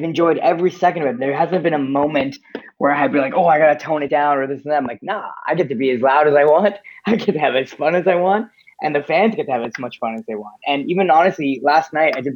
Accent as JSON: {"language": "English", "town": "Oshawa", "region": "Ontario", "country": "Canada", "tie": "born or raised there", "said": "my high school talent show in Oshawa"}